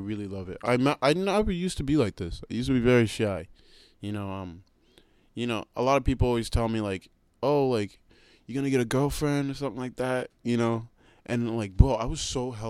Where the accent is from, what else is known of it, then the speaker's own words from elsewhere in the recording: Waltham, Massachusetts, United States; accent: American; also born or lived in Uganda; I came back to my hometown, Waltham